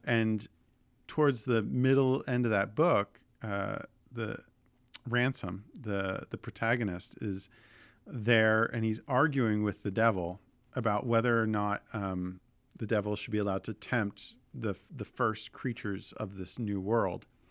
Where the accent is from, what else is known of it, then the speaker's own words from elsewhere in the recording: Southern New Jersey, United States; As someone who grew up in, in Southern New Jersey